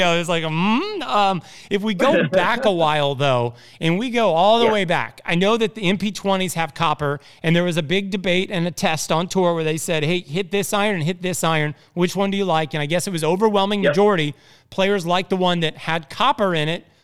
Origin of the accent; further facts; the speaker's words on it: Indiana, United States; I'm from Indiana